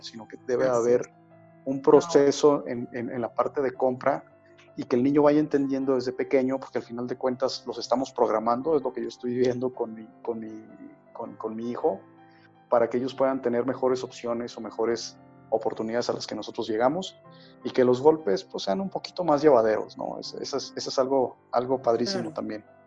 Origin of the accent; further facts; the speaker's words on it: Mexico; como mexicanos